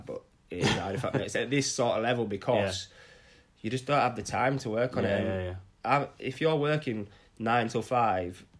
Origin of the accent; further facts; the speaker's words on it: Scarborough, Yorkshire and the Humber, United Kingdom; captaining my hometown club